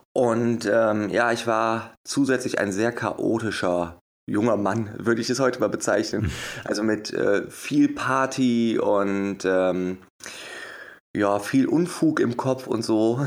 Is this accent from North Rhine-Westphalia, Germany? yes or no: yes; Wuppertal, North Rhine-Westphalia, Germany; geboren und aufgewachsen in Wuppertal.